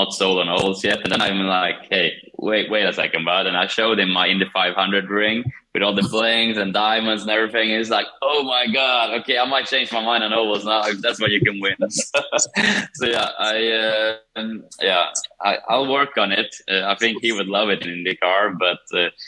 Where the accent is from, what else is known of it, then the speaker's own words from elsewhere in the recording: Kumla, Örebro County, Sweden; moved away; Kumla, my small little hometown in Sweden